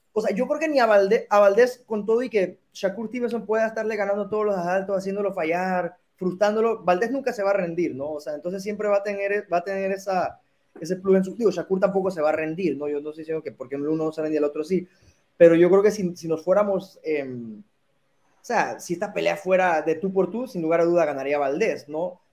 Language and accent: Spanish; Mexico; Yo, como mexicano